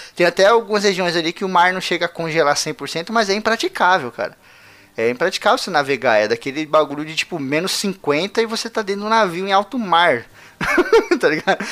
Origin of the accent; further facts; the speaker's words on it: Brazil; pra gente aqui no Brasil